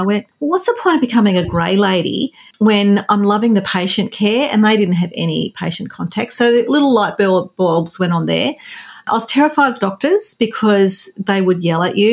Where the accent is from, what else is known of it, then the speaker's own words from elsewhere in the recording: regional New South Wales, Australia; I grew up on a farm in regional New South Wales here in Australia